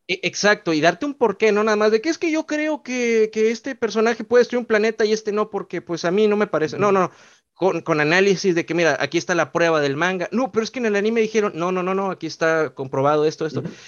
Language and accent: Spanish; Mexico; yo también soy originario de México